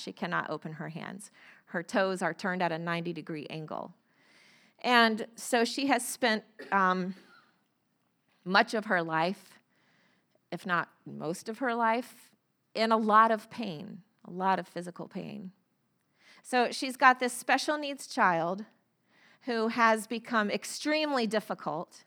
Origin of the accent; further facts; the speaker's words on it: Florida, United States; moved away; I grew up in Florida